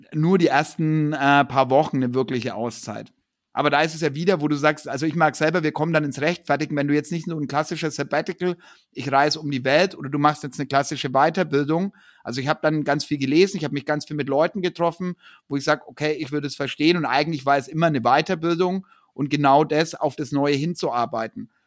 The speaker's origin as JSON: {"language": "German", "town": "Ansbach", "region": "Bavaria", "country": "Germany", "said": "in Ansbach, wo ich herkomme"}